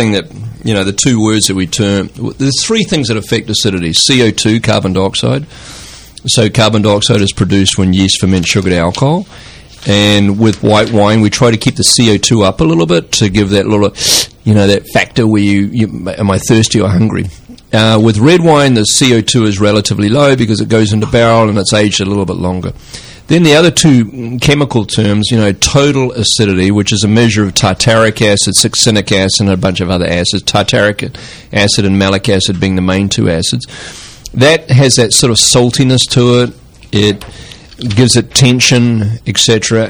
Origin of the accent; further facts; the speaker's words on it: New Zealand; now in California, United States; And I came from New Zealand, I'm like, dude, it's not going to get ripe.